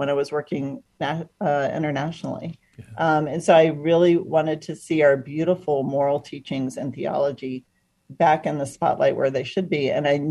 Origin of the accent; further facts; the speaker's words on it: Atlanta, Georgia, United States; I grew up in Atlanta, Georgia, coming of age in the 80s